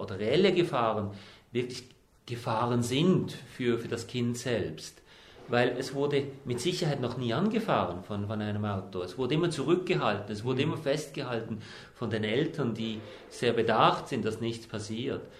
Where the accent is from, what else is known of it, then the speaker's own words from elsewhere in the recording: Switzerland; also born or lived in New Zealand; bei uns in der Schweiz